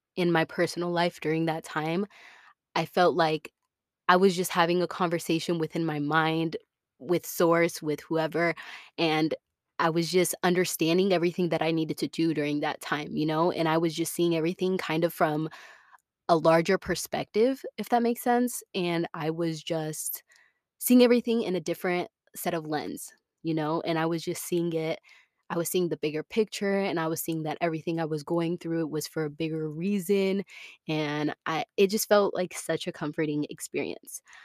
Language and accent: English; Tampa, Florida, United States; moved away as an adult; I was born and raised in Tampa, Florida.